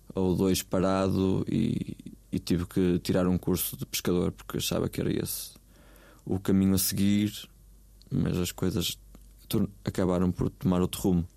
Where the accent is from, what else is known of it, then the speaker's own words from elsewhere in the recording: Vila do Conde, North, Portugal; moved away; as próprias caxinas, que é onde eu desenvolvo a maior parte do meu trabalho